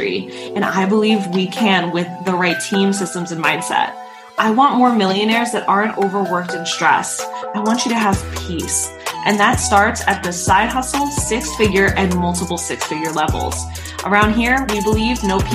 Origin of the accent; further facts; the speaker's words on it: New York, United States; I'm a New Yorker